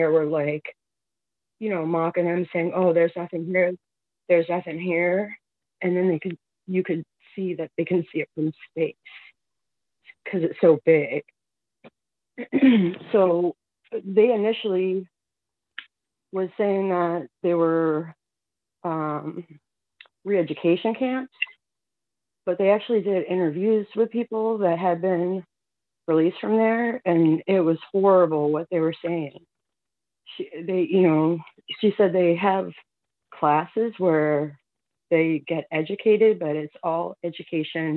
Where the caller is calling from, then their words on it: Massachusetts, United States; I'm calling from Massachusetts.